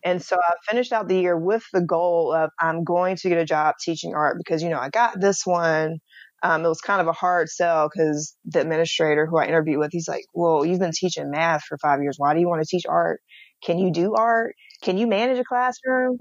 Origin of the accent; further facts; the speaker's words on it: Atlanta, Georgia, United States; I'm from Atlanta